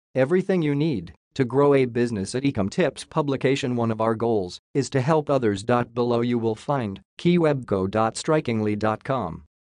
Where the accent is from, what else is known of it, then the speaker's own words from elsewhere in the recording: Missouri, United States; moved away as an adult; also born or lived in San Antonio, Texas / Tampa, Florida; moved back to my hometown in Missouri to care for my grandmother